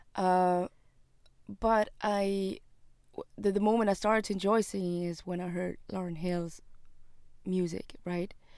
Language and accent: English; Switzerland; I was born and raised in Switzerland